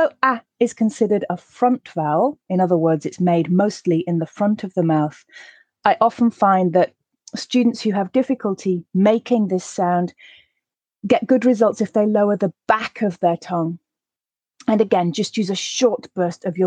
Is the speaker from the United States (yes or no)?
no; the north of England, United Kingdom; in my accent, since I'm from the north of England, I also use a for grass, last, laugh